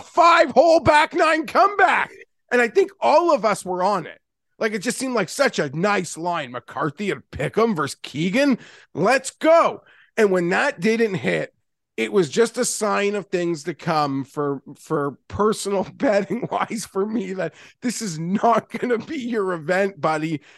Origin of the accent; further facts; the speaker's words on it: Canada; as from Canadian